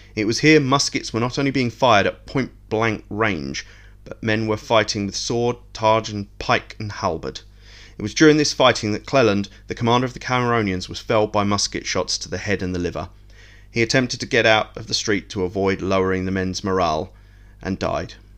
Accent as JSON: {"language": "English", "region": "England", "country": "United Kingdom", "said": "I'm an Englishman"}